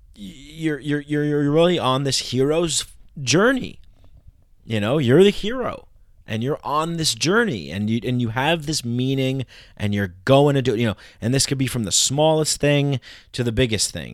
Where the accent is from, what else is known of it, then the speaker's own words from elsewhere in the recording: New York, United States; I grew up in New York